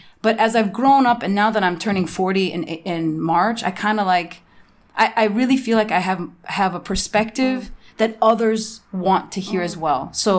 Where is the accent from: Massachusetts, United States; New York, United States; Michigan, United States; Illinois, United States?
Illinois, United States; Chicago; moved away; also born or lived in Namibia; I was born in Chicago.